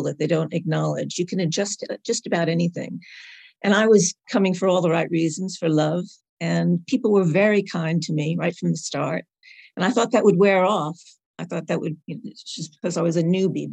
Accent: New York, United States; moved away as an adult; also born or lived in Carlisle, England; now in Carlisle area, United Kingdom; I am originally from New York. And now I live in a beautiful little village south of Carlisle with more sheep than people

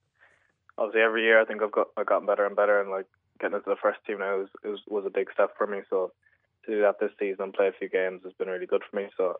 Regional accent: Ireland; There's obviously great ties with Liverpool and Ireland, so just to be part of the squad now as an Irish player is really good.

